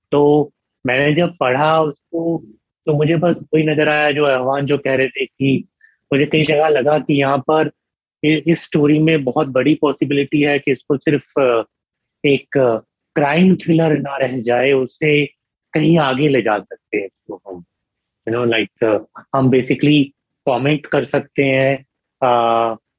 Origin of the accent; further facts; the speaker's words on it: Punjab, India; now in Gujarat, India; मैं पंजाब का रहने वाला हूँ मतलब आ, रहने वाला तो अगर गुजरात का हूँ पर हूँ पंजाब से लाइक पैदाइश मेरी पंजाब में हुई है